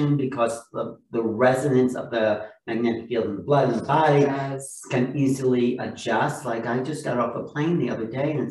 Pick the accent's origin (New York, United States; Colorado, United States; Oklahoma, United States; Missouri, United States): New York, United States; I was from New York